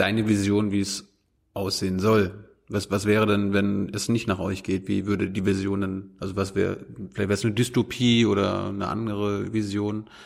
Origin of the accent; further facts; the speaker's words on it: Germany; als Deutschland